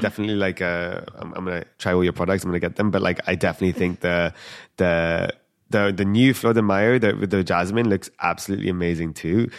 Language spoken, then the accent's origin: English; London, United Kingdom; I'm born and raised in London.